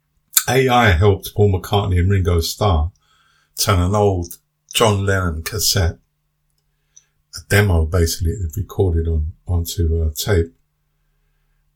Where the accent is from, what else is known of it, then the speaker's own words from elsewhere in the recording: London, United Kingdom; growing up in the 60s in London and 70s